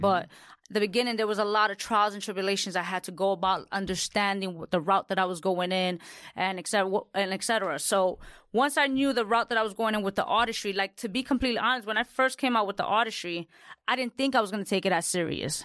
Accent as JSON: {"language": "English", "town": "New York City", "region": "New York", "country": "United States", "said": "I'm Latina from the Bronx"}